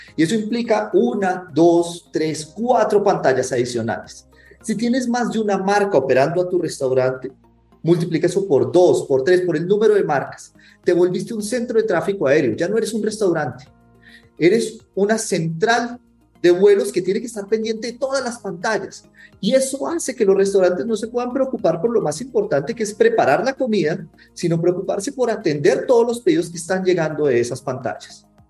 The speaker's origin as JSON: {"language": "Spanish", "country": "Colombia", "accent": "Colombian", "said": "colombiano, como se pueden dar cuenta por el acento."}